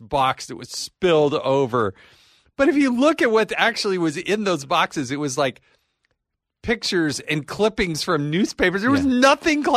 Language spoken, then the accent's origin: English; Utah, United States; Utah, my home state